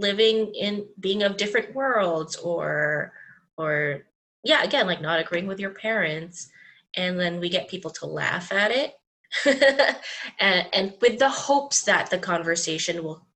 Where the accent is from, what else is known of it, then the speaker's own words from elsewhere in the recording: Dubai, United Arab Emirates; now in North America; So I grew up in Dubai